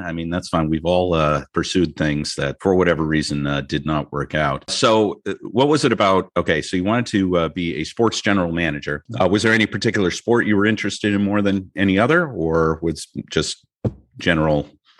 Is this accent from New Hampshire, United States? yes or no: yes; New Hampshire, United States; also born or lived in New Mexico; I grew up in New Hampshire. I lived in New Mexico for a little bit